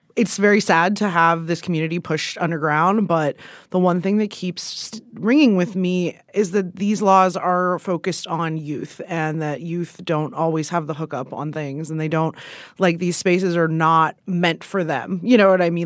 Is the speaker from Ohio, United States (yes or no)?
yes; Ohio, United States; I'm from Ohio